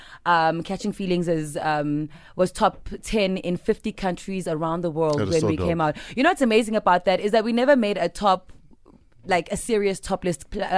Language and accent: English; South Africa; I'm a South African